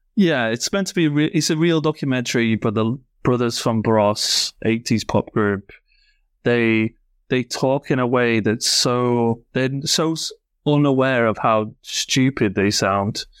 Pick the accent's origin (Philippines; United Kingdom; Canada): United Kingdom; Yorkshire and the Humber; I'm from Yorkshire